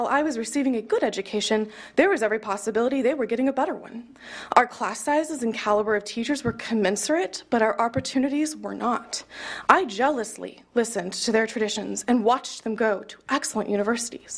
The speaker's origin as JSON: {"language": "English", "town": "Kansas City", "region": "Missouri", "country": "United States", "tie": "born or raised there", "said": "I grew up in Kansas City, Missouri, and I attended private schools my entire life"}